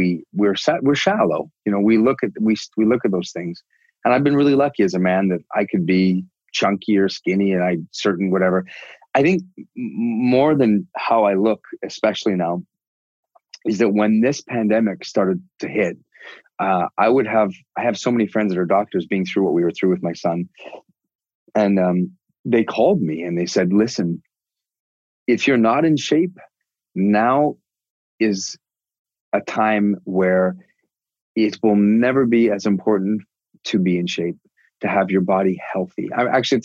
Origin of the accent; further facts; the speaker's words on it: Canada; I'm so Canadian